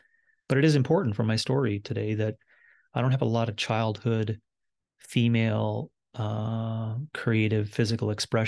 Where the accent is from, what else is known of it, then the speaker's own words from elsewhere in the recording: Wabush, Newfoundland and Labrador, Canada; born there; I was born in 1974 in Wabash, Labrador. And my childhood and then my teen years and university years and adult years and leading up to now